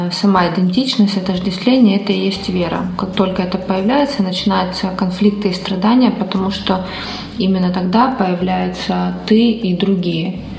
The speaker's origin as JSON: {"language": "Russian", "town": "Caracas", "region": "Capital District", "country": "Venezuela", "said": "что я из Венесуэлы, что я родился в столице моей страны, в Каракасе."}